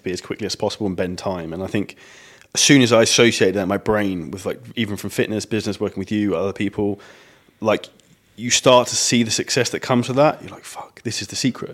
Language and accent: English; United Kingdom; we're British